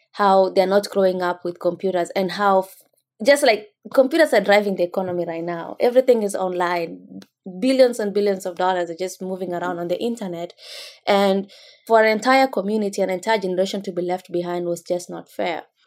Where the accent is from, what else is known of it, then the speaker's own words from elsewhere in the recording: Kenya; moved away as an adult; now in United States; growing up in rural Kenya